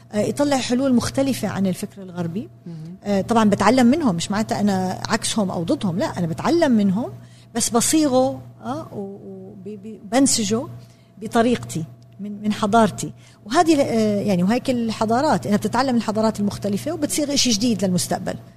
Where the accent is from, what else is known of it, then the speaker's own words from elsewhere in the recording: Jordan; انا تربيت في الاردن بالسبعينات والثمانينات